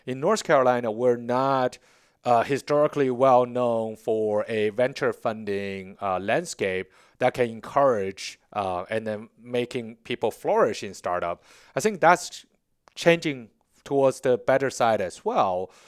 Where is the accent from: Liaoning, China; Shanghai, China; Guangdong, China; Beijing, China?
Beijing, China; English is a second language; moved away as an adult; now in Charlotte, United States; born and raised in Beijing